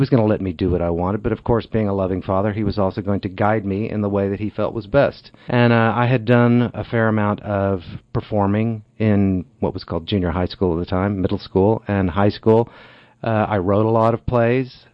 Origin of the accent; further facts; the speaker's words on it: Amarillo, Texas, United States; also born or lived in Iowa / Wall Street, New York; now in Cochecton, United States; I moved there when I was a year old. My father worked for Texaco. And so we moved from Iowa. And um, I was a year old when we moved to Amarillo. And so my all of my childhood memories took place there